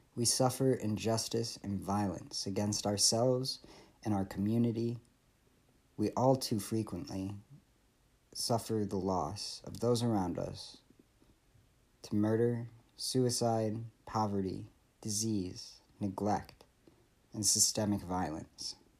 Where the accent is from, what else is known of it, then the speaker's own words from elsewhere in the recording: Michigan, United States; I grew up in Michigan